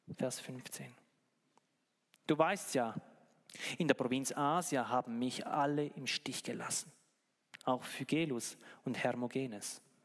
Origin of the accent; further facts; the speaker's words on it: Switzerland; bei uns in der Schweiz